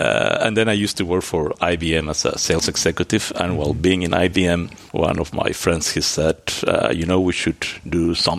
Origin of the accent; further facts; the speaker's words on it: Antwerp, Flanders, Belgium; born there; But so I was born in Antwerp.